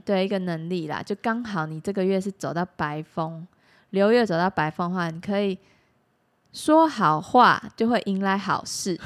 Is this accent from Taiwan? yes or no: yes; Taiwan; 我们台湾